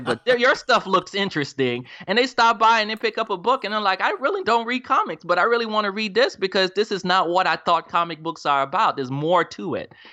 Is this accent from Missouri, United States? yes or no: no; Charlotte, North Carolina, United States; now in Raleigh, United States; I was, grew up in Charlotte